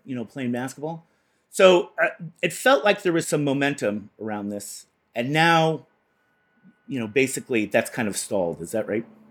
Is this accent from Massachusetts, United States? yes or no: yes; Boston, Massachusetts, United States; where I come from, Boston